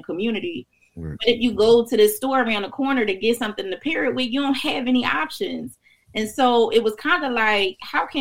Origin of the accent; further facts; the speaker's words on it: Philadelphia, Pennsylvania, United States; moved away as an adult; also born or lived in Rockingham, North Carolina (family); now in Delaware, United States; I grew up in North Philly in Brewerytown